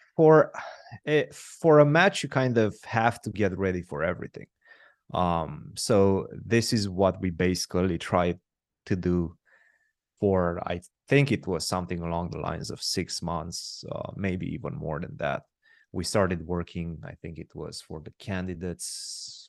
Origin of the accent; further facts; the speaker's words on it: Romania; I'm born and raised in Romania